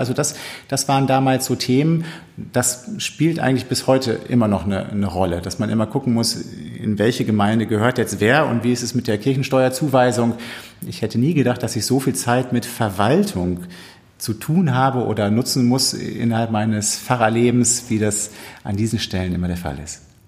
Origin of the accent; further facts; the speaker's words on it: Minden, North Rhine-Westphalia, Germany; moved away; Meine Heimatgemeinde in Minden